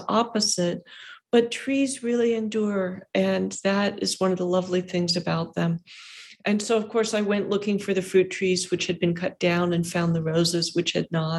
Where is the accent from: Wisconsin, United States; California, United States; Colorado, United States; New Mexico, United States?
California, United States; I'm a Californian.